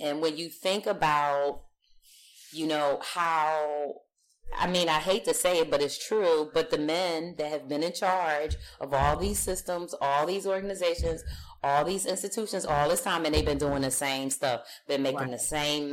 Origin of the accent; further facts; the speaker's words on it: Philadelphia, Pennsylvania, United States; now in Los Angeles, United States; I grew up on the East Coast, so I grew up in Philadelphia